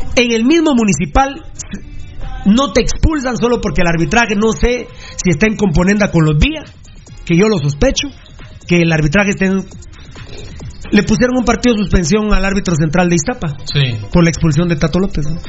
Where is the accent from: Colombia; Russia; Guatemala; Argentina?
Guatemala; somos afortunados los chapines